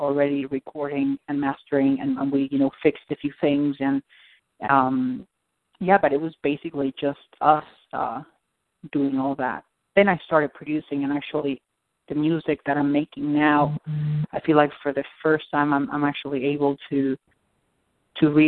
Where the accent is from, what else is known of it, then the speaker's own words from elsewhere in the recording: Argentina; moved away; I'm from Argentina.